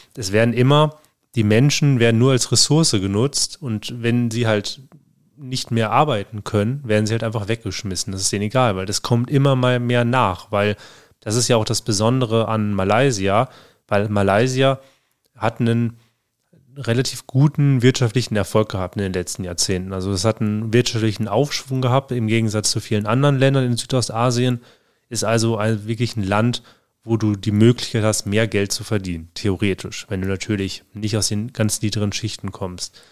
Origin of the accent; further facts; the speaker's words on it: Germany; bei uns in Deutschland